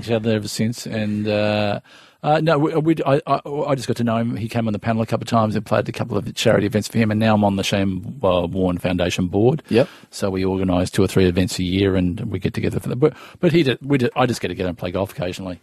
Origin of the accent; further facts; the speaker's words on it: Melbourne, Victoria, Australia; I'm from Strathmore, which is just on the way uh, near Essendon Airport